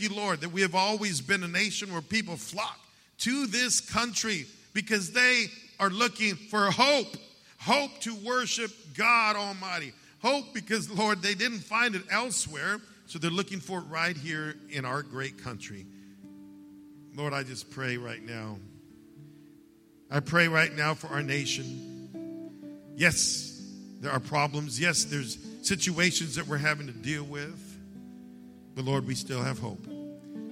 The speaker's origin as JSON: {"language": "English", "country": "United States", "said": "I'm an American and I'm a Christian"}